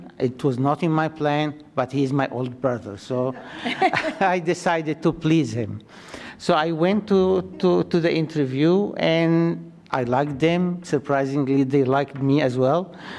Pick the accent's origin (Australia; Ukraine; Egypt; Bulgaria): Egypt; moved away as an adult; also born or lived in Saudi Arabia; now in United States; Yes, I am Egyptian citizen, okay. And I'm here on SIV green card.